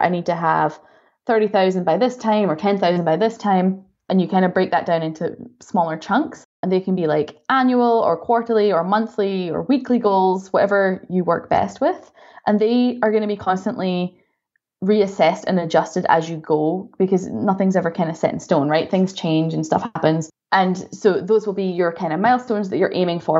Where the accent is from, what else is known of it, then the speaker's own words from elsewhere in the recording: Scotland, United Kingdom; moved away as an adult; also born or lived in Florida, United States / Dubai, United Arab Emirates / Canada; now in Germany; So I'm from Scotland, as you can probably tell from my accent.